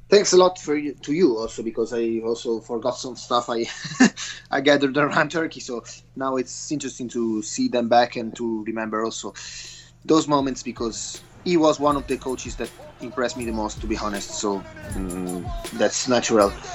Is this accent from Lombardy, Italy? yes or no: yes; Bergamo, Lombardy, Italy; moved away; Bergamo, uh, my hometown